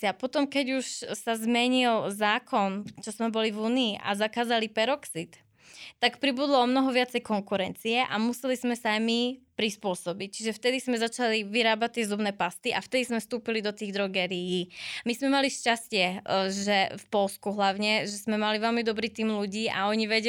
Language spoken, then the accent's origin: Slovak; Slovakia; pretože sme Slováci, máme výborné produkty, máme byť na čo hrdí